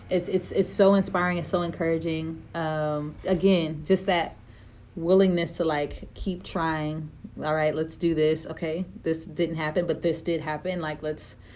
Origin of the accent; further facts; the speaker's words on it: Tidewater, Virginia, United States; my number is 757 because I'm from Tidewater, Virginia